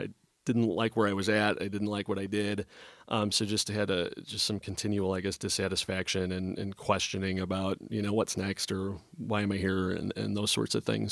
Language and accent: English; Kenosha, Wisconsin, United States; moved away; I grew up in Kenosha, Wisconsin, uh, just over the border